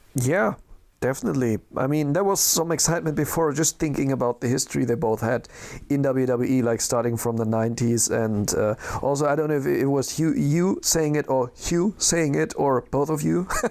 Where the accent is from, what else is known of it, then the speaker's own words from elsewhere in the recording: Düsseldorf area, North Rhine-Westphalia, Germany; I am from, not from Düsseldorf, from the other side of the Rhine, but it's like, uh, it's my hometown area